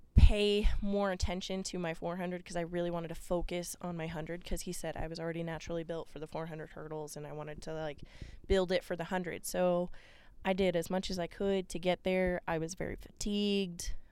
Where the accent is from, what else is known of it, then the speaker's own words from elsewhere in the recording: Boise, Idaho, United States; also born or lived in Albuquerque, New Mexico / Kansas; at six years old, I moved to Boise, Idaho for my dad's job